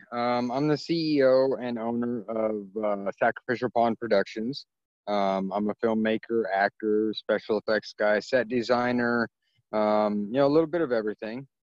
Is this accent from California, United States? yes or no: yes; California, United States; born there; you know, in 1977, when I was born, um, you know, I'm I'm half Filipino, um, and my biological father's race on my birth certificate is listed as yellow number six um, because California back in the you know in the, the mid 70s